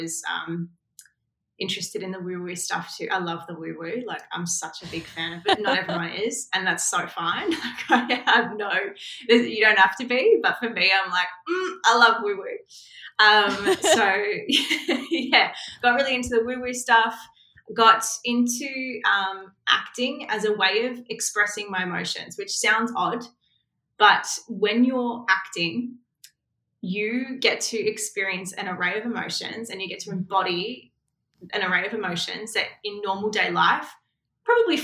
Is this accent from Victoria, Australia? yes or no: yes; Melbourne, Victoria, Australia; I grew up in Melbourne, Australia